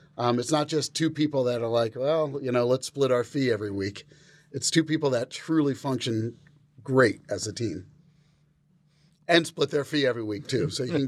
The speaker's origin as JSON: {"language": "English", "region": "New York", "country": "United States", "said": "We all had mutual friends and we're all from New York"}